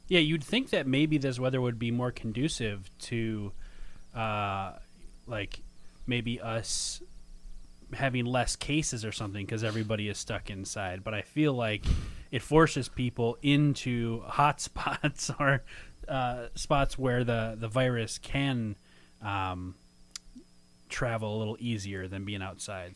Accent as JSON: {"language": "English", "region": "Minnesota", "country": "United States", "moved": "yes", "lives_now": "Chicago, United States", "said": "I'm from Minnesota"}